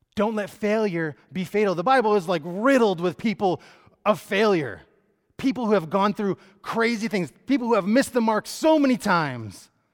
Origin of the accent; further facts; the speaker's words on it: Connecticut, United States; moved away as an adult; also born or lived in Phoenix, Arizona; I grew up in Connecticut.